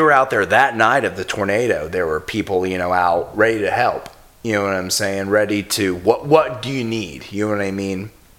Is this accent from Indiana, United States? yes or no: yes; Indiana, United States; now in Nashville, United States; I'm from Indiana